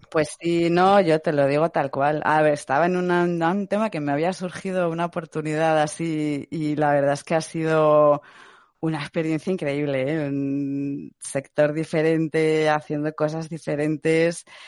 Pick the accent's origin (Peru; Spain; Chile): Spain; Madrid, Community of Madrid; soy de Madrid